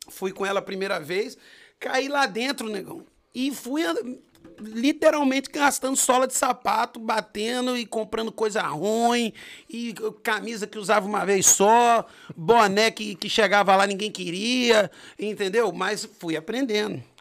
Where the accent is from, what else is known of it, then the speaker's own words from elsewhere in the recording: Brasília, Federal District, Brazil; born there; Eu sou nascido em Brasília, né? Distrito Federal, Asa Sul, no São Lucas